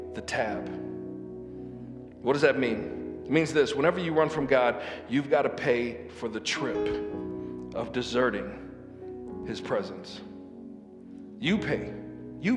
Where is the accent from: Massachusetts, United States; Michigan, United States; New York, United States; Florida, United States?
Michigan, United States; Lansing; moved away as an adult; also born or lived in Saginaw; I grew up in Lansing